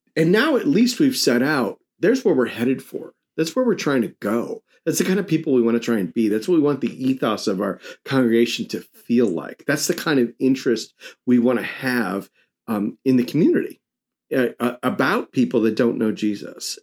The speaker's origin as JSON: {"language": "English", "region": "New York", "country": "United States", "tie": "born or raised there", "said": "I grew up in New York"}